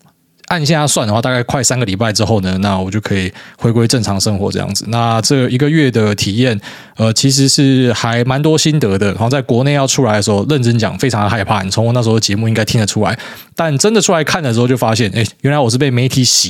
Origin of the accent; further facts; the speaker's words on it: Taiwan; moved away as an adult; 可是当时我从台湾出来的时候，我觉得他妈欧洲人疯了。